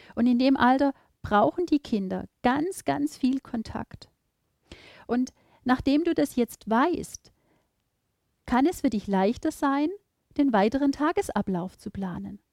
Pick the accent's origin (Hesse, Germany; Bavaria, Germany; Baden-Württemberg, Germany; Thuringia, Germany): Baden-Württemberg, Germany; Bei uns in Baden-Württemberg